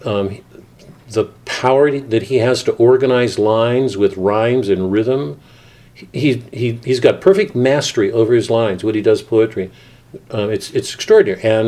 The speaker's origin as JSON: {"language": "English", "town": "Columbus", "region": "Montana", "country": "United States", "tie": "born or raised there", "said": "I was born in Columbus"}